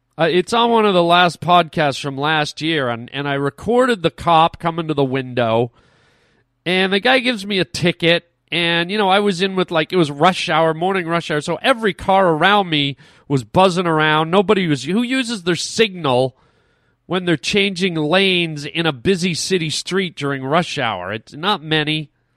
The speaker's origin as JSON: {"language": "English", "country": "Canada", "said": "us Canadians try to be very, very polite. That's how we're raised."}